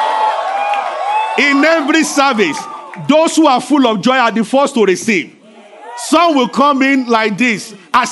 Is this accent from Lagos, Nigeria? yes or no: no; Abeokuta, Ogun State, Nigeria; I grew up in Abeokuta because it's a rocky city.